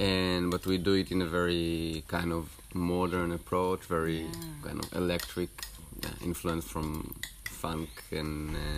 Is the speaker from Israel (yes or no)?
yes; Israel; now in Barcelona, Spain; I'm from Israel originally, now in Barcelona.